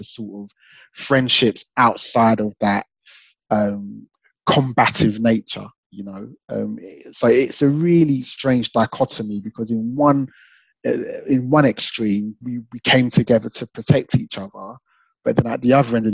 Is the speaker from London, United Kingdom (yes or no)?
yes; London, United Kingdom; also born or lived in Southampton; So I was born in Southampton, but I spent my formative years in Islington in North London